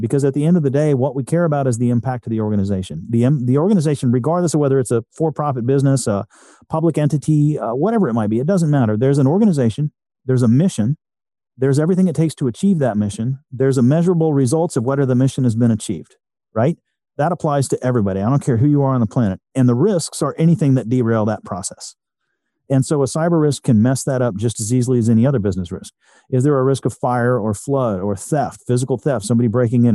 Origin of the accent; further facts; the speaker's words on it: Texas, United States; I'm a Texan